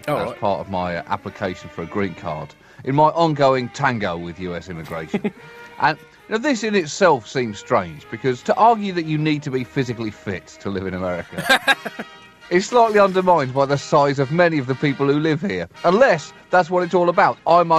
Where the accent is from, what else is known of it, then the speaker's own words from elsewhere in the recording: England, United Kingdom; moved away as an adult; now in United States; I'm from England, not pre-industrial revolution England.